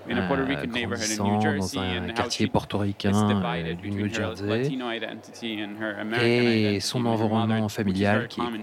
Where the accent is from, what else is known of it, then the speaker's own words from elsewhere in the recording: Argentina; moved away; also born or lived in Barcelona, Spain; Je viens d'Argentine